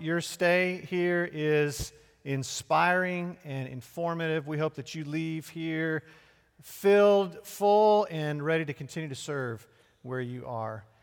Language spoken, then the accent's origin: English; Chester, Pennsylvania, United States; Born and raised in Chester, Pennsylvania